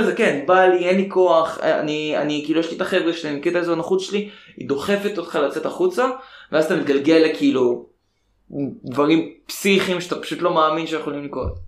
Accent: Israel

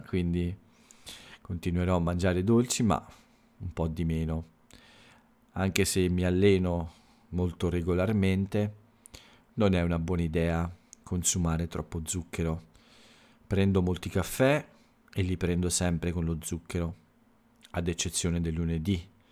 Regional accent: Italy; la lingua che si parla nel mio paese, nell'Italia, in Italia

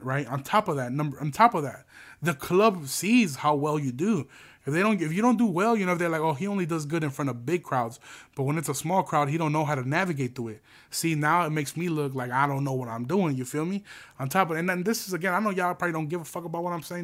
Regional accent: United States; We're American

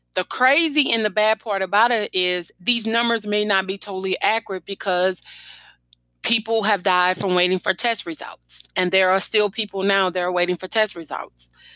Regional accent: Baton Rouge, Louisiana, United States; my hometown about the coronavirus death toll that have hit us in East Baton Rouge

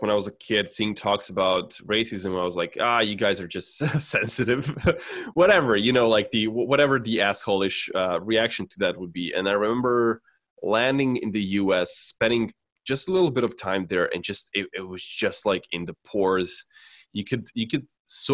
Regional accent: Serbia; I grew up in Serbia

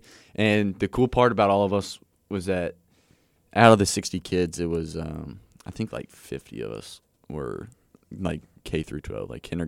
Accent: Gower, Missouri, United States; So I'm from Gower, Missouri.

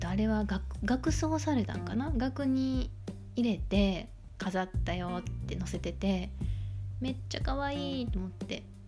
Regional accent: Kansai, Japan; 本州出身関西出身だから寒いの慣れてなくって

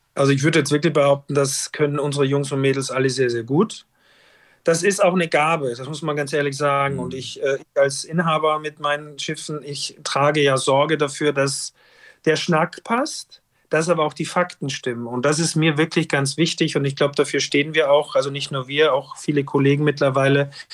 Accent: Styria, Austria; moved away as an adult; also born or lived in Norderney; now in Hamburg, Germany; weil ich auch aus dem Gebiet komme und Österreich, Steiermark natürlich, ich komme aus dem Skigebiet

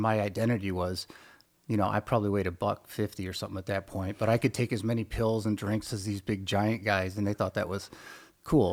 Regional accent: Midwest, United States; I grew up in the Midwest in a small farming town

